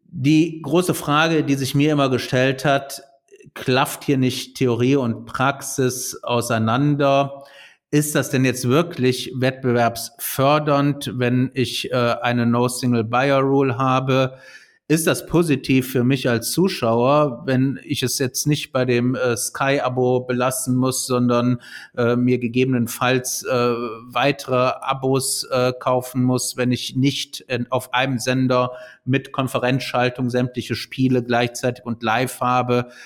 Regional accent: Cologne, North Rhine-Westphalia, Germany; als Kölner

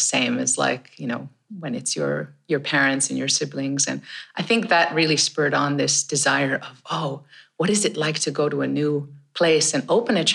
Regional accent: Canada; I grew up in Canada

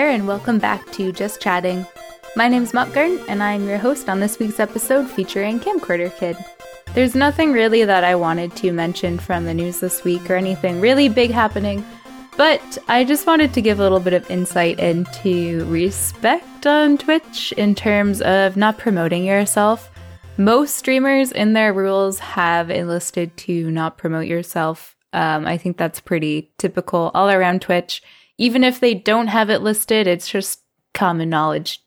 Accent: Canada; I'm Canadian

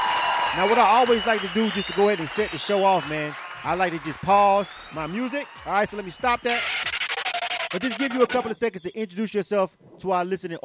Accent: Florida, United States; I'm from Florida. I'm a Miami fan.

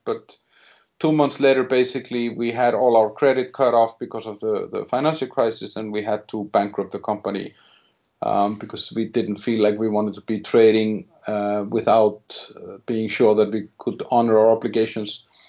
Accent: Iceland; moved away as an adult; now in Czech Republic; I'm originally from Iceland, where I started my career as a 23 year old

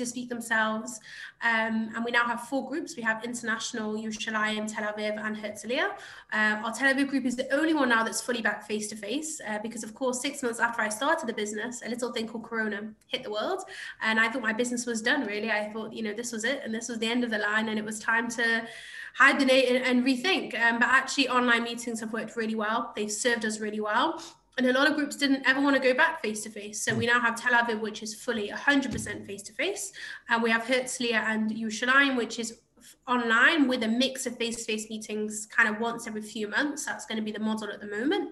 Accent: England, United Kingdom; moved away as an adult; also born or lived in London; now in Israel; I'm from England originally.

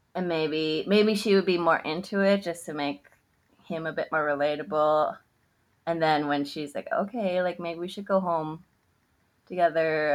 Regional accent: Canada; we're Canadian

